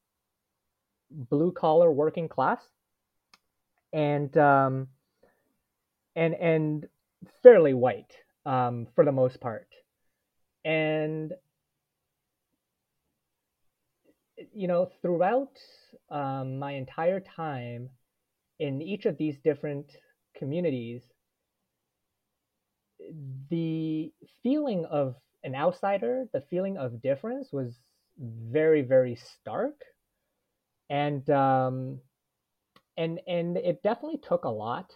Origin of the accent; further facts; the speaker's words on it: Toronto, Ontario, Canada; also born or lived in Edmonton; growing up in Toronto